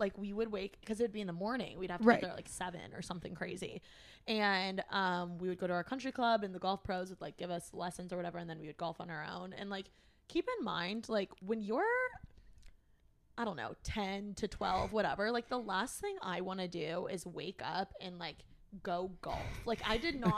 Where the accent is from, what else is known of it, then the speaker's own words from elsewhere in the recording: Bloomington, Indiana, United States; moved away as an adult; now in Los Angeles, United States; born and raised in Bloomington, Indiana, and that's where I lived my entire life